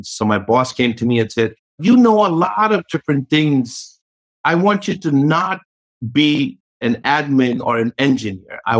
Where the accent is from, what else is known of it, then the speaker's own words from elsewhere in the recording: New York, United States; maybe growing up in New York, maybe having NYU where I learned a lot of my technology background